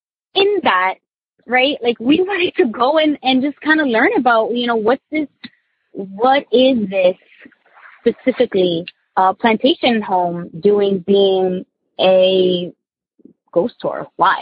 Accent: New Jersey, United States; I'm from Jersey.

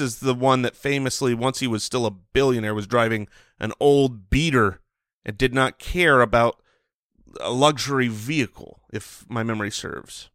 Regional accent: United States; as an American who has eaten plenty of bread

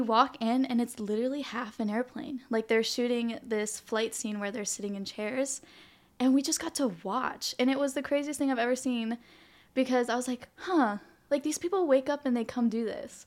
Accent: Hawaii, United States; also born or lived in New Jersey; I was born here in Hawaii, And I semi spent elementary school in the mainland in New Jersey 'cause that's where my parents are from, but I came back when I was ten

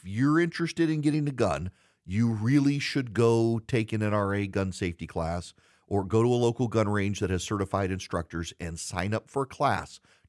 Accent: the South, United States; growing up in the South with people who, like, you're an anomaly if you don't know anything about guns.

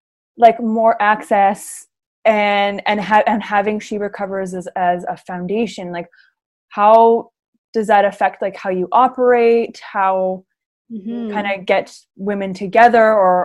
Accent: Canada; moved away as an adult; also born or lived in Los Angeles, United States / Vancouver, Canada; I am born and raised Canadian, but I was in LA for 11 years

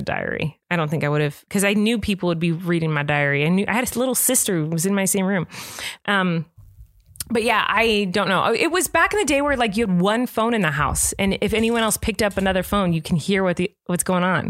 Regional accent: California, United States; I grew up in California.

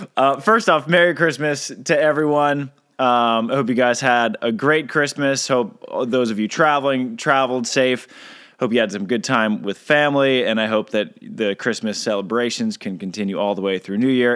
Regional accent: United States; I'm American

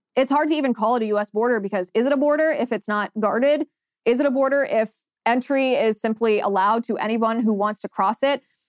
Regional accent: United States; as the American people

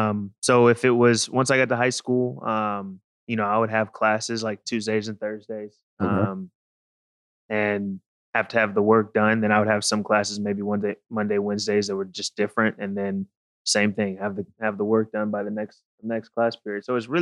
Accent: Houston, Texas, United States; so I grew up, I was born in Houston, Texas. Mm-hmm. We kind of moved around because of my dad's job. But mainly we're kind of settled in Texas.

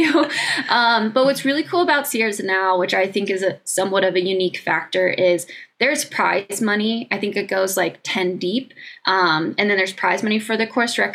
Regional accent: United States

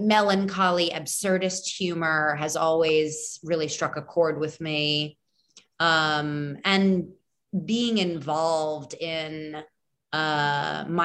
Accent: New York City, New York, United States; We're both from New York

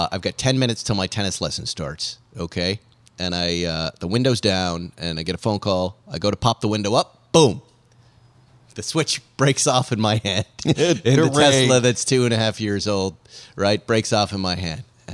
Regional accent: Boston, Massachusetts, United States; moved away; I'll be coming from Boston. I'm doing a thing with the Boston Red Sox, which is going to be great. I'm coming back to my hometown team.

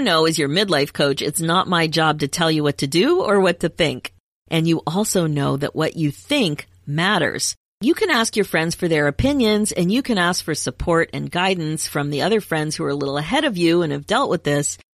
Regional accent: United States; moved away as an adult; also born or lived in Canada; I'm American and I was studying in Canada

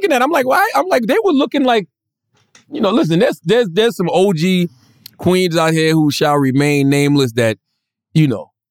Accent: Philadelphia, Pennsylvania, United States; Yeah, I'm from Philly. Yeah, home of the thugs.

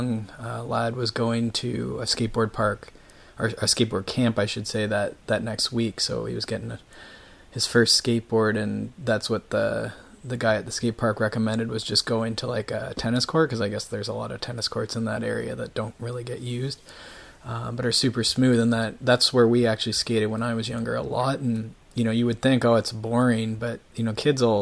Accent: Canada; I grew up in Canada, so winters, like, we have 6 months of the year that basically are ruined for skateboarding

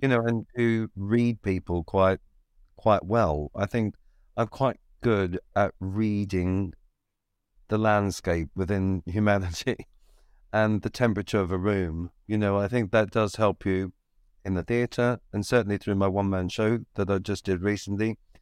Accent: Victoria, Australia; moved away; moved out of Ballarat and into my hometown

